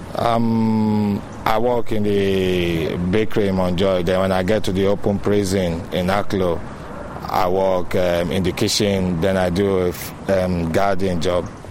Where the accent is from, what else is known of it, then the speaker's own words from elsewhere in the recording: Nigeria; now in Ireland; I'm from Nigeria